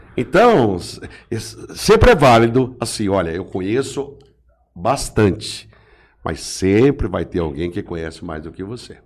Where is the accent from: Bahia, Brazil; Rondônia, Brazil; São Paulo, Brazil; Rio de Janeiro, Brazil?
São Paulo, Brazil; Jales; Sou, sou daqui. Nasci em 68, aqui na Santa Casa.